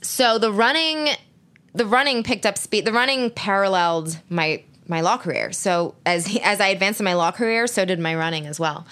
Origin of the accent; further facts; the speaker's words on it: Philadelphia, Pennsylvania, United States; I grew up in Philly.